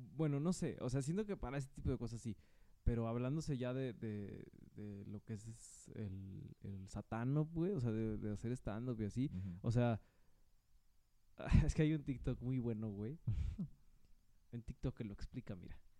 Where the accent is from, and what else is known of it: Mexico